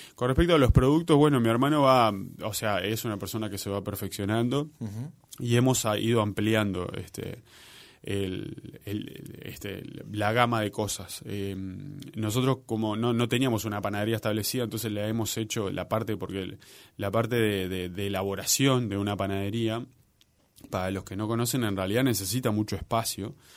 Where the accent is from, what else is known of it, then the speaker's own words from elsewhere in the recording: Maldonado, Uruguay; now in Montevideo, Uruguay; mi hermano y yo somos de Maldonado, este, y como toda persona de, la clase trabajadora de Maldonado